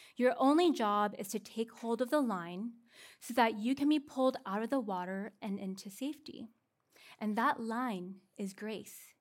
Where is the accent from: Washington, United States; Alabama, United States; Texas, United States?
Washington, United States; Seattle; now in California, United States; I'm from Seattle